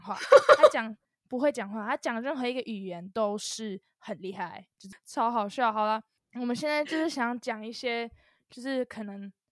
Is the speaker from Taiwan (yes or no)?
yes; Taiwan; now in United Kingdom; 我也是台湾人啊，我在 ，我在台湾土生土长长大